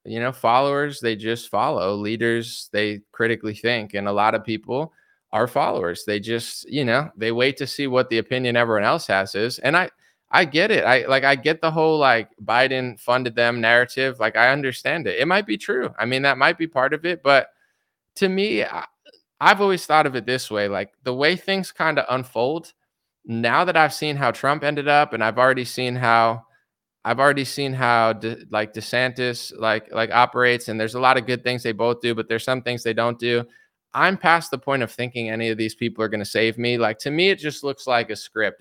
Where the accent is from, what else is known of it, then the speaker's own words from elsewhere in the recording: United States; I'm an American citizen. I was born and raised here my whole life